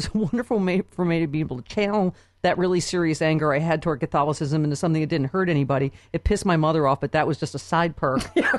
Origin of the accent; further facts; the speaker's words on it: Lockport, New York, United States; moved away; also born or lived in Buffalo; Lockport, New York, my hometown